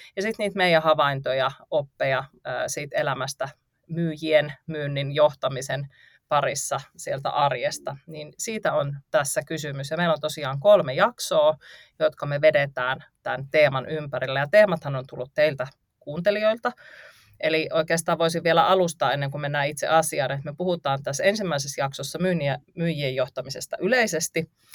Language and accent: Finnish; North Karelia, Finland; mä oon kotoisin tuolta Pohjois-Karjalasta